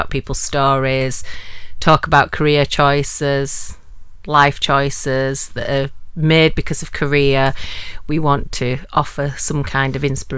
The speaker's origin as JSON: {"language": "English", "area": "Kirkburton", "region": "Yorkshire and the Humber", "country": "United Kingdom", "said": "I'm from Kirkeaton"}